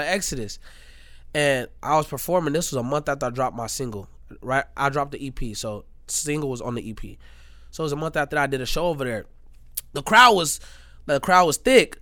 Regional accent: Gary, Indiana, United States; I'm from Indiana. I'm from Gary, Indiana

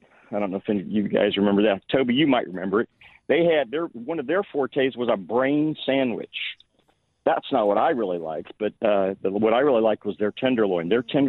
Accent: Independence, Missouri, United States; I grew up in Independence, Missouri

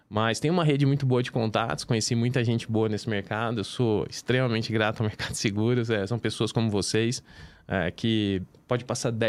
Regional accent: São Joaquim da Barra, São Paulo, Brazil; moved away as an adult; sou do interior de São Paulo, né?

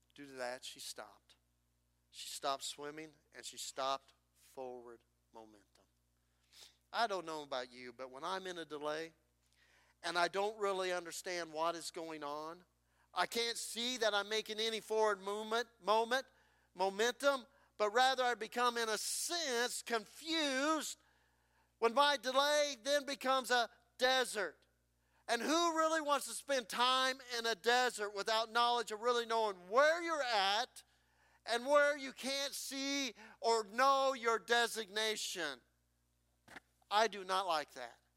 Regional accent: New Sharon, Iowa, United States; my hometown church in New Sharon, Iowa

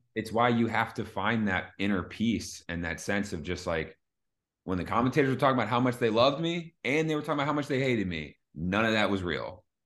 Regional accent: Philadelphia, Pennsylvania, United States; I'm from Philly

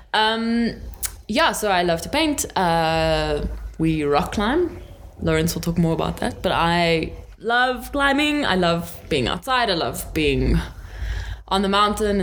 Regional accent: Johannesburg, Gauteng, South Africa; And I was born in Joburg. I've lived here my whole life.

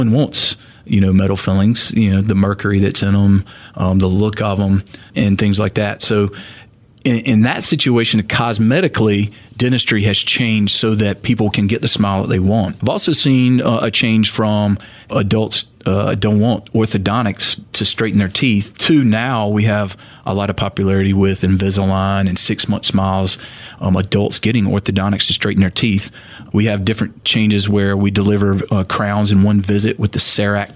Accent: the Triangle, North Carolina, United States; I grew up in the Triangle

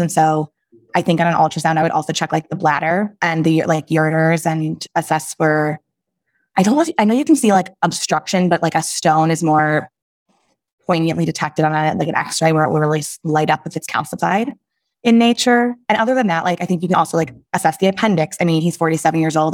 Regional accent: Chicago, Illinois, United States; also born or lived in Michigan; I am from the Chicagoland area, born and raised

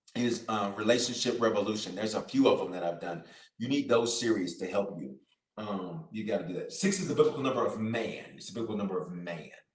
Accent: Memphis, Tennessee, United States; moved away; I'm from Memphis down the road

